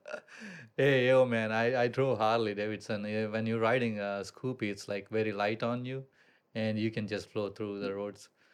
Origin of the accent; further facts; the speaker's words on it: India; moved away as an adult; also born or lived in Columbus, Ohio, United States; now in Bali, Indonesia; I grew up in India